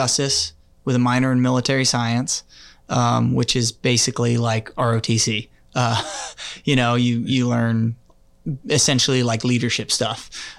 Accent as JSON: {"language": "English", "town": "Clarksville", "region": "Tennessee", "country": "United States", "tie": "born there", "also_born_or_lived": "Guam / Washington, D.C. / Germany / Kansas City", "said": "born in Clarksville, Tennessee. Moved to Guam when we were young. My dad was in the military for 22 years. And eventually moved to Washington, D.C. in Germany, moved to Kansas City from Germany in 1998"}